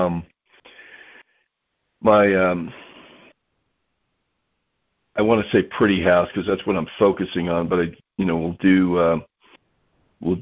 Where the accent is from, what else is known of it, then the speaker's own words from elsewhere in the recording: Florida, United States; now in Utah, United States; I'm originally from Florida, so Jacksonville's kind of my stomping ground